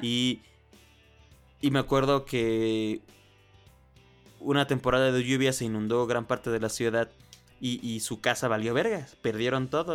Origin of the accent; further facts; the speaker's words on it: Oaxaca, Mexico; yo soy oaxaqueño